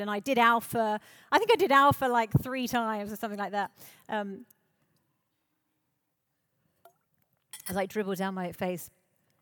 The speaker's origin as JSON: {"language": "English", "town": "High Wycombe", "region": "South East England", "country": "United Kingdom", "tie": "born or raised there", "said": "I grew up in High Wycombe in Buckinghamshire"}